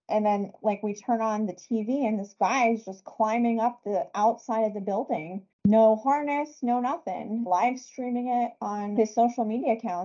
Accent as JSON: {"language": "English", "region": "New Jersey", "country": "United States", "moved": "yes", "lives_now": "Arizona, United States", "said": "I'm from New Jersey"}